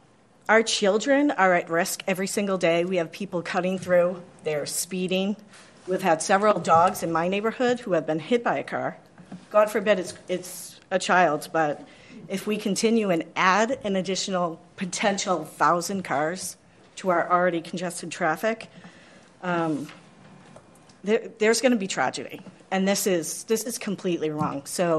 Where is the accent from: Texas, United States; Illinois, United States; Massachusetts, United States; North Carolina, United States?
Massachusetts, United States; Boston; now in Milton, United States; I grew up in South Boston, rent control, and in the Housing Authority in D Street on Orton Marotta Way.